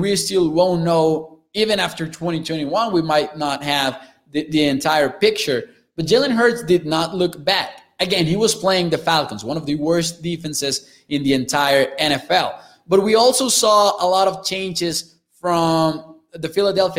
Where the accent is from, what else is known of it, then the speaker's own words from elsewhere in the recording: Chihuahua, Mexico; English is a second language; I'm from the northern area in Mexico. I'm from Chihuahua, Chihuahua, which is about a four-hour drive away from El Paso, Texas